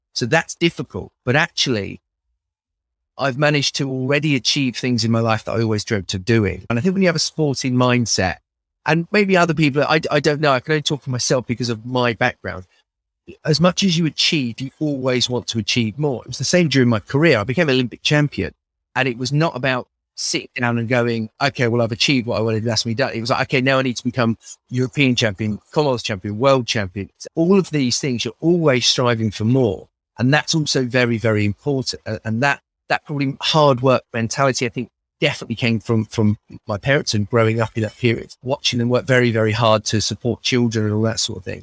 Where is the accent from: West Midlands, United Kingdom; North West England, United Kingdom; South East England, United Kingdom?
South East England, United Kingdom; Milton Keynes; I'm from Bletchley in Milton Keynes